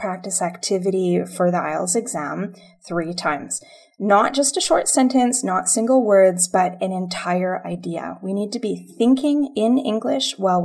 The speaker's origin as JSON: {"language": "English", "region": "British Columbia", "country": "Canada", "said": "We are actually from British Columbia, Canada, which is on the West Coast"}